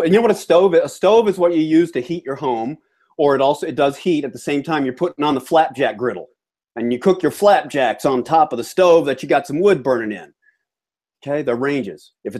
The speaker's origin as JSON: {"language": "English", "region": "Georgia", "country": "United States", "tie": "born or raised there", "lives_now": "New Hampshire, United States", "said": "By the way, I grew up in Georgia. So when I do things like buy American or die American, okay, I can do that. Okay, I'm a native Southerner, so it's not that I'm, you know, living up here in Yankee land now, which I am. I live in New Hampshire now"}